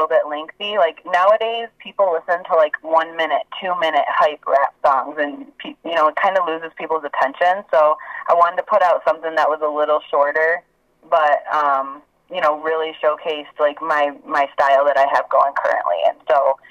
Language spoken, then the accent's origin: English; Saginaw, Michigan, United States; moved away as an adult; also born or lived in Detroit, Michigan / Atlanta, Georgia; my hometown, Saginaw